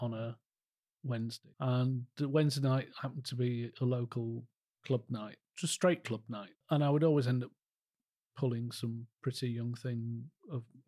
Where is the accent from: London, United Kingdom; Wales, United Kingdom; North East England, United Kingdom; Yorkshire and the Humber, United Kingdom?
Yorkshire and the Humber, United Kingdom; Calder Valley; also born or lived in Harrogate; growing up in Calder Valley